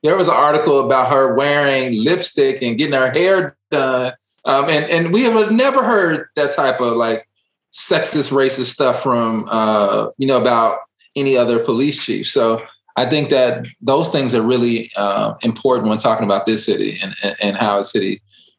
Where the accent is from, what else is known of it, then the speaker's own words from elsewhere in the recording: Chicago, Illinois, United States; now in Dallas, United States; I'm from Chicago